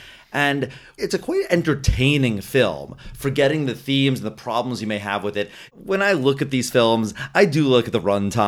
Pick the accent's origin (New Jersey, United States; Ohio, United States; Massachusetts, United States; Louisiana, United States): New Jersey, United States; Hey, I'm from Jersey.